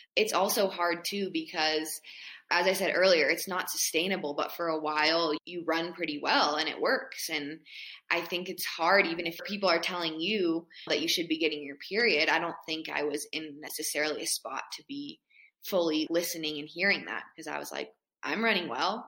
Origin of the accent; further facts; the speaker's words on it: Boulder, Colorado, United States; I grew up in Boulder, Colorado.